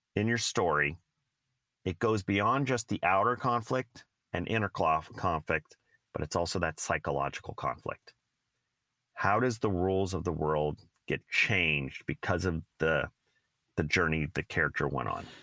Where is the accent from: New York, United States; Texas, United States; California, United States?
California, United States; San Francisco Bay Area; Steve and I both grew up in the Bay Area.